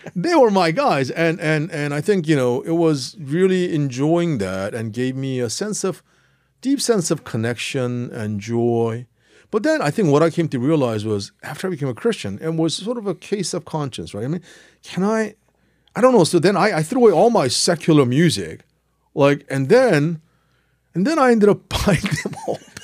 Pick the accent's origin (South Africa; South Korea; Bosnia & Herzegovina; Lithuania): South Korea; English is a second language; moved away; also born or lived in New Jersey, United States / Cambridge, England; learning English in Korea